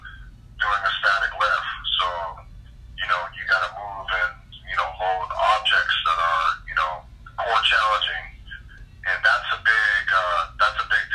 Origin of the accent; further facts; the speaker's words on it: Hawaii, United States; moved away as an adult; also born or lived in Oregon; I'm from Hawaii